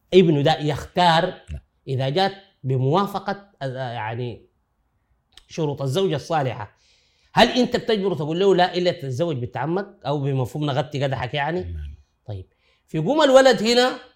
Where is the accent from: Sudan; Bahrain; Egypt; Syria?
Sudan; عندنا في السودان